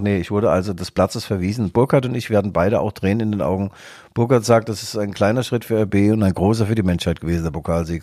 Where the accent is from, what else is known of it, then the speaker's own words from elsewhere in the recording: East Germany, Germany; In Westdeutschland wurde ich geblitzt als Ossi